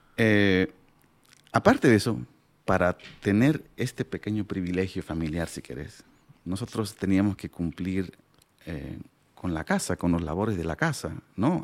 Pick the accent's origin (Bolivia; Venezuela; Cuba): Bolivia; Pacajes Province, La Paz; first language Aymara; Spanish is a second language; Y nací allá, crecí allá, hice mi primaria